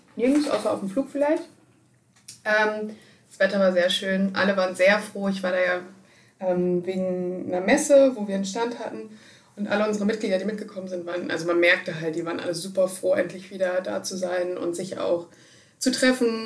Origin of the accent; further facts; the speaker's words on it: Germany; ich komme aus Deutschland